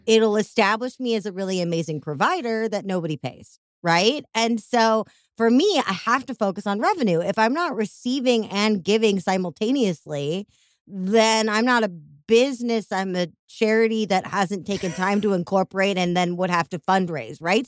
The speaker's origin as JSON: {"language": "English", "town": "Chicago", "region": "Illinois", "country": "United States", "accent": "Chicago", "said": "my Chicago accent"}